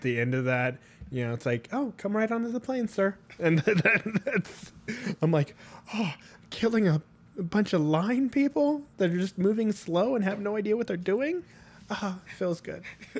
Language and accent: English; Ireland; I'm an Irish little man.